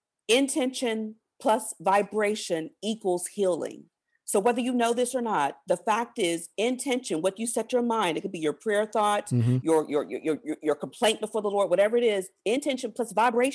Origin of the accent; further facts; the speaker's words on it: Virginia, United States; I was born early 70s. I grew up in Southern Virginia. The church I went to, many of those folks marched with Dr. King.